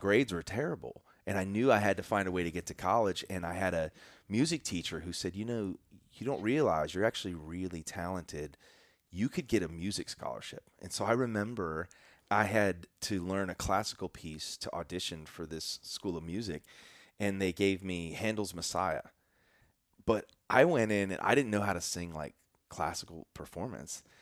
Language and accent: English; Chicago suburbs, Illinois, United States; I grew up in the Chicago suburbs